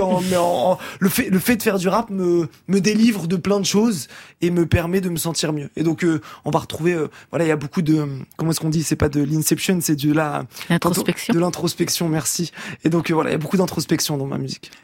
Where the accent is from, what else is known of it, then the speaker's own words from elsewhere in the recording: Rouen, Normandy, France; now in Paris, France; je suis de Rouen à l'origine